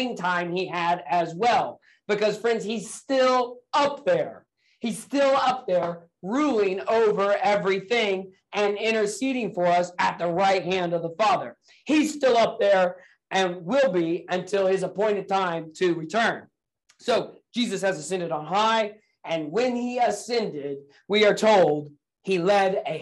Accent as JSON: {"language": "English", "region": "Indiana", "country": "United States", "tie": "born or raised there", "moved": "yes", "lives_now": "Akron, United States", "said": "I was born and raised in the state of Indiana here in the United States"}